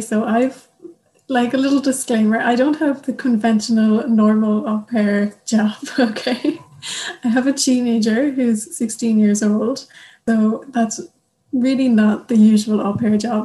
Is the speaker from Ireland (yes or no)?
yes; Ireland; moved away as an adult; now in Germany; I'm from Ireland